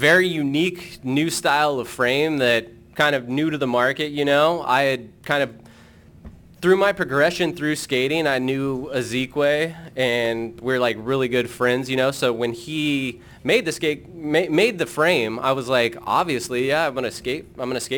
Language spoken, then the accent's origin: English; Denver, Colorado, United States; From growing up in Denver